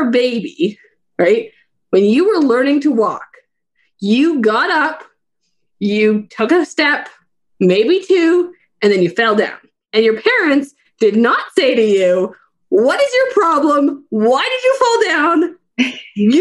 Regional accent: Fernie, British Columbia, Canada; I live in beautiful Fernie, British Columbia, Canada

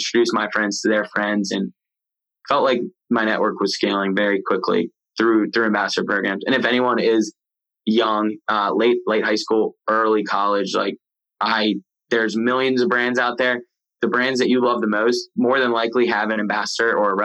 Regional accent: Maryland, United States; moved away as an adult; also born or lived in the South; I came from Maryland, moved to the South.

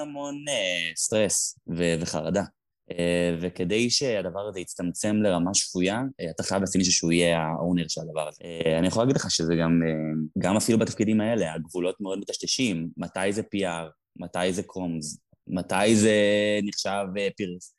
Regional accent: Tel Aviv, Tel Aviv District, Israel; אני גדלתי בתל אביב

